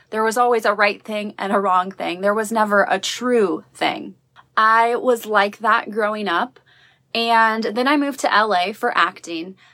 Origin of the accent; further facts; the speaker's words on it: Midwest, United States; growing up in the Midwest